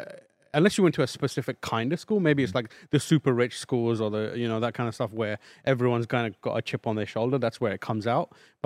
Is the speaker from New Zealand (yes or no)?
no; London, United Kingdom; born or raised there